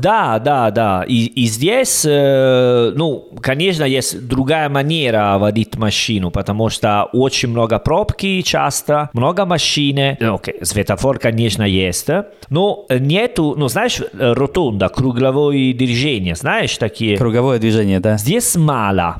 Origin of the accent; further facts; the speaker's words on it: Italy; Russian is a second language; now in Uzbekistan; я итальянцы